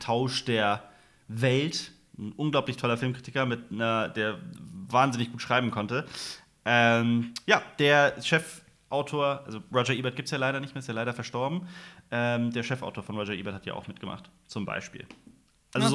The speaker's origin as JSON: {"language": "German", "region": "West Germany", "country": "Germany", "said": "wir sind ja auch Westdeutsche"}